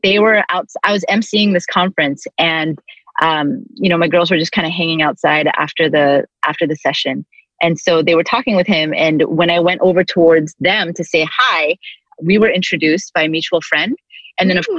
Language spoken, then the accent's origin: English; Vancouver, British Columbia, Canada; also born or lived in Toronto, Canada; now in Long Beach, United States; lived in Toronto until I was six, moved to Vancouver